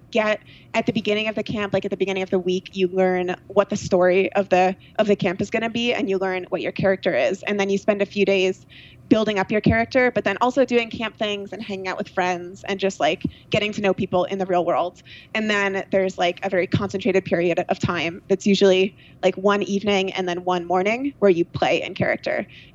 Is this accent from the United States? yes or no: yes; New York, United States; Like Hudson Valley, so like Rhinebeck, Woodstock area.